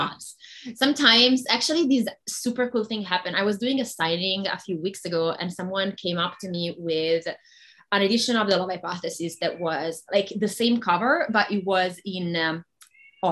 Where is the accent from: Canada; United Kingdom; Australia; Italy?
Italy; first language Italian; English is a second language; moved away as an adult; now in United States; I'm Italian. So that would be my first language